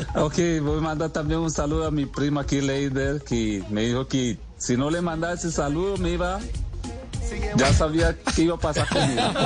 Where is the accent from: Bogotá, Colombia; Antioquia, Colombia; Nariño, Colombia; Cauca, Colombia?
Cauca, Colombia; Timbiquí; also born or lived in Brazil; now in Slovakia; Nosotros somos de una ciudad muy pequeña ...aquí es San Bernardo, Timbiquí, Cauca, donde yo nací